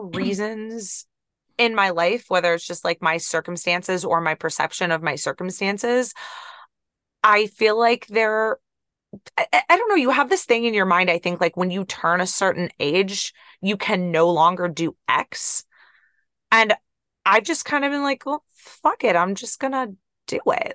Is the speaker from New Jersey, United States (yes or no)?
no; Ohio, United States; I'm from Ohio